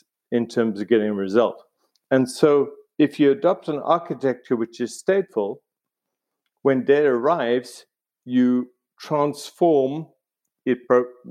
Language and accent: English; South Africa; moved away; also born or lived in Cambridge, United Kingdom; I grew up in South Africa